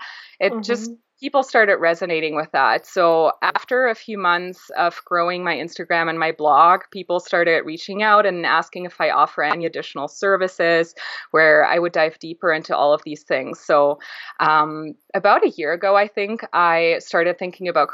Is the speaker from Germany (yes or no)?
yes; Germany; I grew up in Europe, in Germany. My family is Greek and very traditional